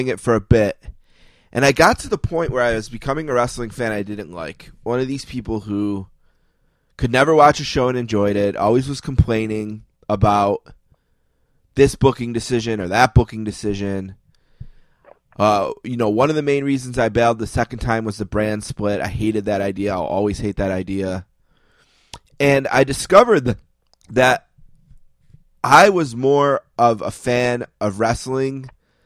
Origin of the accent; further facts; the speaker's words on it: Buffalo, New York, United States; I'm from Buffalo. I'm Northeastern kid